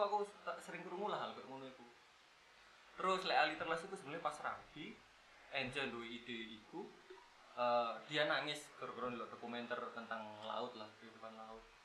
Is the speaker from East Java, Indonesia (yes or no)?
yes; Malang, East Java, Indonesia; kita juga asli Malang